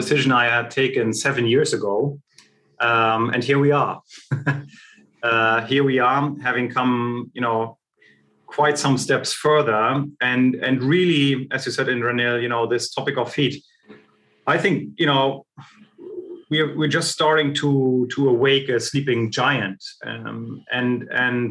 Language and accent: English; Germany; I was born and raised in East Germany.